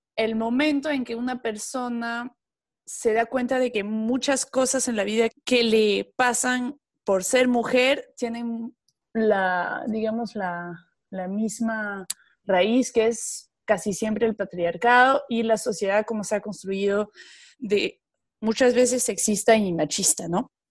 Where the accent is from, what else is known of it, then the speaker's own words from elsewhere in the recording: France; moved away; como francesa